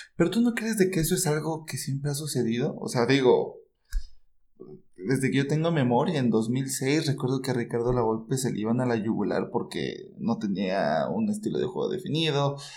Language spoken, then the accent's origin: Spanish; San Cristóbal de las Casas, Chiapas, Mexico; now in Mexico City, Mexico; radico en la Ciudad de México, soy de San Cristóbal de las Casas Chiapas